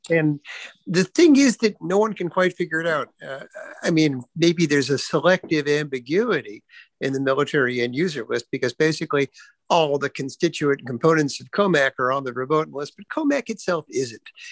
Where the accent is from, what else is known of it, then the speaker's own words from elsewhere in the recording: United States; as an American in Europe right now